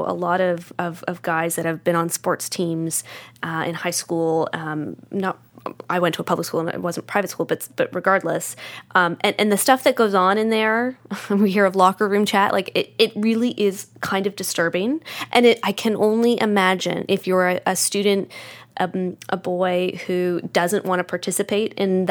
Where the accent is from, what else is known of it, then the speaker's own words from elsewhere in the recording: Ottawa, Ontario, Canada; I grew up in Ottawa